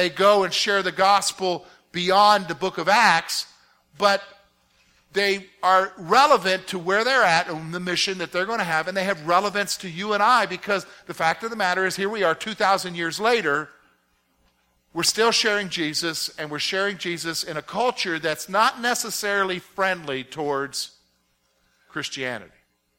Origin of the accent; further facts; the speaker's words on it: South Carolina, United States; also born or lived in Virginia; I grew up in the South. My dad was in the military, but he being from the South, we somehow, luckily, he considered it lucky, that we primarily got stationed either in Virginia, North Carolina, and South Carolina. And a good portion of my growing up years was in South Carolina.